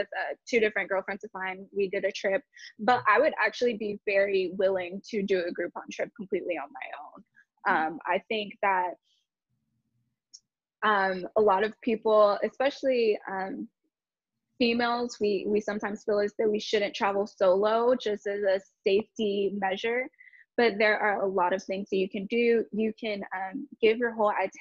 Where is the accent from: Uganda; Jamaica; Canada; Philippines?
Jamaica; being Jamaican